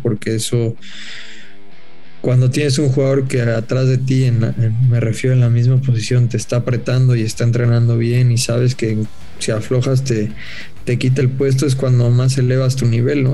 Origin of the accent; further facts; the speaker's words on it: Mexico; futbolistas mexicanos